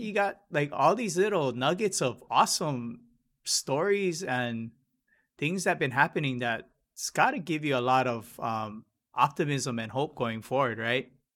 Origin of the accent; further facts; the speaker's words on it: Hilo, Hawaii, United States; I'm from Hilo.